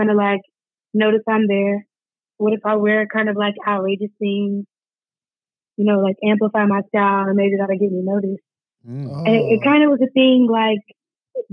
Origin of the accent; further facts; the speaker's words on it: Madison, Alabama, United States; I am from Madison, Alabama. You know, born and raised. Not born, but raised, for sure.